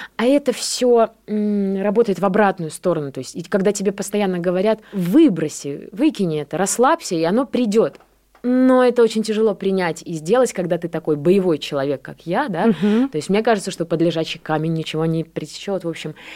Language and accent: Russian; Borisov, Minsk Region, Belarus; also born or lived in Grodno; now in Russia; Я родилась, на самом деле, в Гродно. Ага. Просто я была маленькая, и меня перевезли в Борисов.